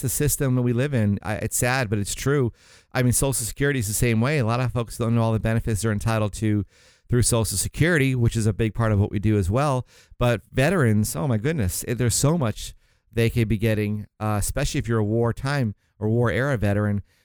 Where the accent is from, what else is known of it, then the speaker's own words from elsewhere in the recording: St. Augustine, Florida, United States; moved away as an adult; also born or lived in Miami, Florida; my folks moved up to, um, Saint Augustine. It's a small town near Jacksonville, Florida.